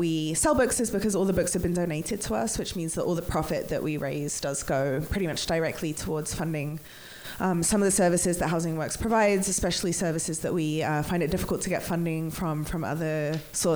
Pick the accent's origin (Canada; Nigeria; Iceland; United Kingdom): United Kingdom; England; I'm English